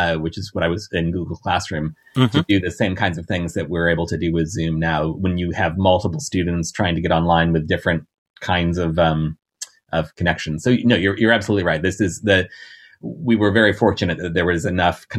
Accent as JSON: {"language": "English", "town": "St. Louis", "region": "Missouri", "country": "United States", "tie": "born or raised there", "also_born_or_lived": "Maryland", "moved": "yes", "lives_now": "New York, United States", "said": "I grew up in St. Louis, Missouri"}